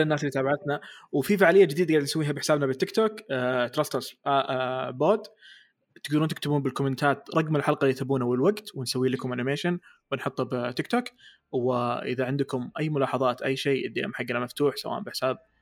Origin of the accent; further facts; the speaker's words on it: Saudi Arabia; انا سعودي